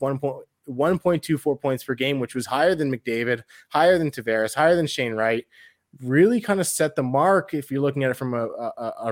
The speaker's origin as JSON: {"language": "English", "town": "Windsor", "region": "Ontario", "country": "Canada", "tie": "born or raised there", "said": "my hometown team."}